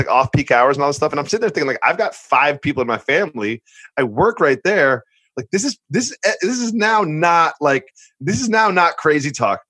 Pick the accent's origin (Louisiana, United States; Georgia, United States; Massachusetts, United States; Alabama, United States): Massachusetts, United States; now in New York, United States; as a New Yorker, and I've adopted New York, I grew up in Massachusetts